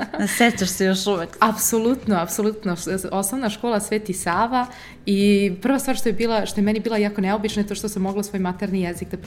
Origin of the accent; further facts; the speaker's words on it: Italy; first language Serbian; moved away; also born or lived in Serbia / Požarevac, Serbia / Oxford, United Kingdom; ja sam rođena u Italiji, da, a, i mama i tata su mi iz Srbije, e, tako da smo mi često leto i uvek dolazili na selo e, ovde kod nas